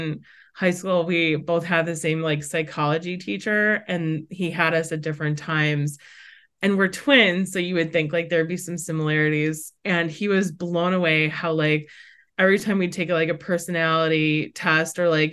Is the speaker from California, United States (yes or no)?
no; Brookfield, Wisconsin, United States; now in New Hampshire, United States; I am a Wisconsin native. And so I grew up in the Midwest. I have a twin sister, a younger brother, and I grew up in the suburbs of Milwaukee, which Brookfield